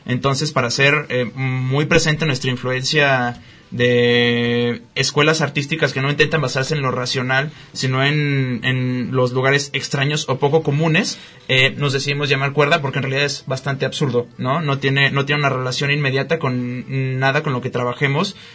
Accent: Guadalajara, Jalisco, Mexico; nosotros como tapatíos estamos muy poco acostumbrados a pagar o activamente consumir arte

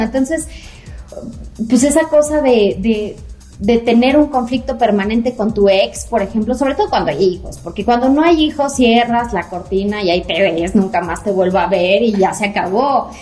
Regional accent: Toluca, State of Mexico, Mexico; yo soy de Toluca

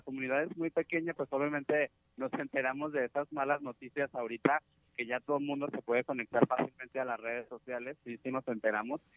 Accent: Santa Catarina, Jalisco, Mexico; also born or lived in Guadalajara metropolitan area; soy de la comunidad guirárica en el municipio de Mezquitic, de una, de una comunidad que se llama Santa Catarina.

